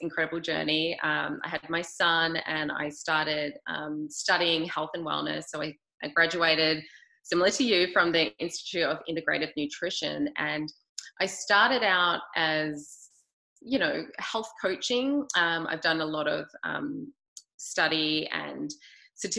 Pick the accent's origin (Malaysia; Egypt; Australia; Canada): Australia; I'm from Australia, grew up there